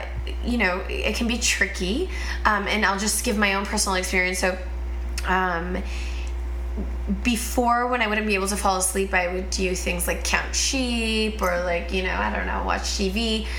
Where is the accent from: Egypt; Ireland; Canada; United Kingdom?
Canada; Toronto, Ontario; moved away as an adult; now in California, United States; I'm originally from Toronto, Canada. Been living in California for over 10 years.